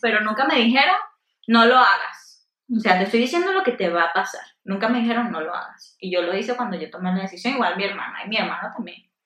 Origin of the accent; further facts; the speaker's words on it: Venezuela; donde yo soy de Venezuela